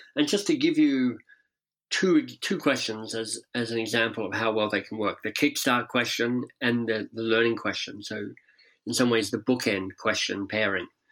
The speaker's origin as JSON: {"language": "English", "town": "Canberra", "region": "Australian Capital Territory", "country": "Australia", "tie": "born or raised there", "also_born_or_lived": "England / United States", "moved": "as an adult", "lives_now": "Toronto, Canada", "said": "I grew up in Canberra, so the much maligned national capital down there."}